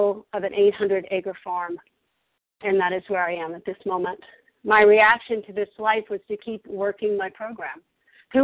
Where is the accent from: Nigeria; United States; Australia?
United States; Virginia; moved away as an adult; also born or lived in Colorado; I'm originally from Virginia, where I am now